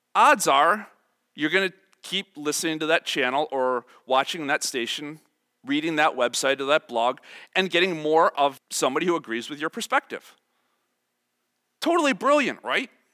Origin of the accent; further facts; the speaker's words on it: Chicago, Illinois, United States; I am from Chicago, I am about the poster child of suburban Chicago life